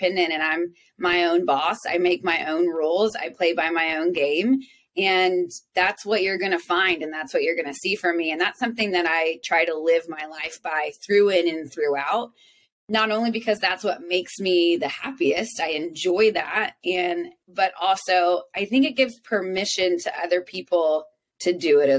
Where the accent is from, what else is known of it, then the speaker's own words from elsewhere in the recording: South Texas, United States; moved away as an adult; now in Nashville, United States; I grew up in South Texas with a single father